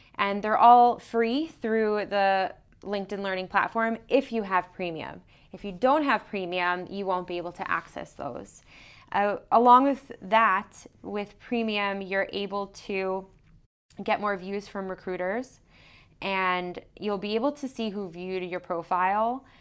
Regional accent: New York City, New York, United States; moved away as an adult; I'm originally from New York City, Long Island area

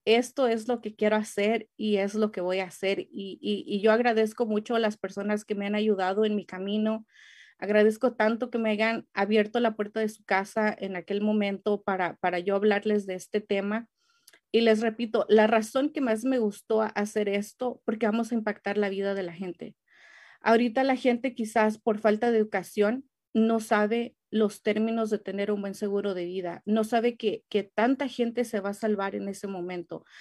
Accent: Mexico; now in United States; yo soy mexicana

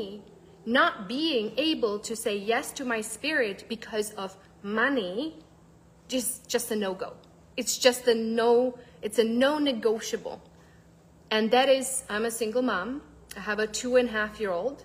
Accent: Czechia; moved away; I'm actually originally from the Czech Republic

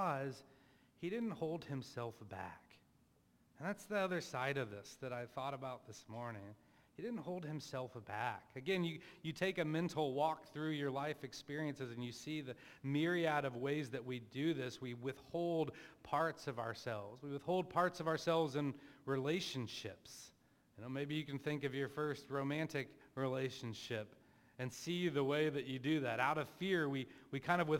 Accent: Plano, Texas, United States; I grew up in Plano, Texas as a, upper middle class white guy

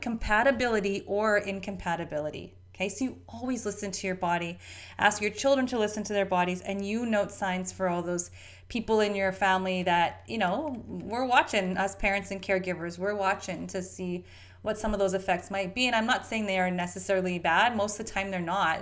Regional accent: Canada; we Canadians eat this drivel too. I'm a Canadian.

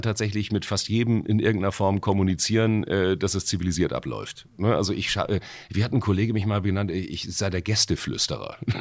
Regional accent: Hamburg, Germany; ich komme aus Wilhelmsburg

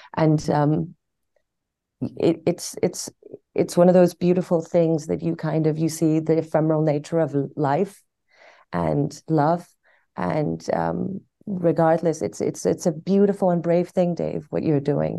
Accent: Tehran, Tehran Province, Iran; also born or lived in London / Cambridge; now in Los Angeles, United States; I was born in Tehran. I moved to London for about fifteen years, and then I came to Cambridge to study, and I'm in L A now

